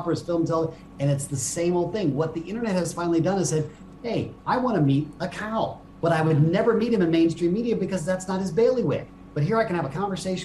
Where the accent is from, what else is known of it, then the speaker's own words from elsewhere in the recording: Japan; I grew up in Japan